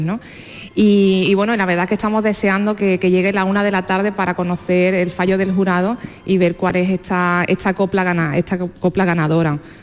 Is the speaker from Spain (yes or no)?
yes; Seville, Andalusia, Spain; yo soy de Sevilla